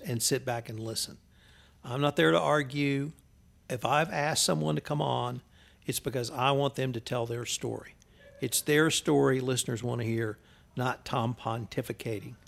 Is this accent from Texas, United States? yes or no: yes; Houston, Texas, United States; moved away as an adult; now in Kerrville, United States; I was from Houston.